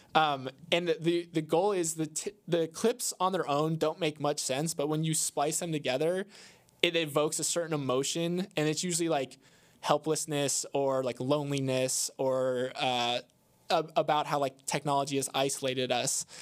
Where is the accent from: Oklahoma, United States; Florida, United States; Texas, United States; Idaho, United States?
Florida, United States; I'm from Florida